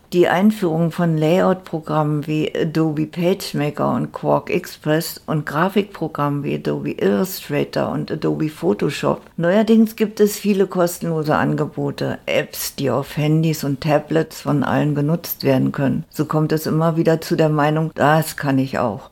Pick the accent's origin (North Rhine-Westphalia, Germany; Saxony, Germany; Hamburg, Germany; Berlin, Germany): Berlin, Germany; now in Lüneburg, Germany; Ich bin Berlinerin, Jahrgang 1949, komme aus einer Arbeiterfamilie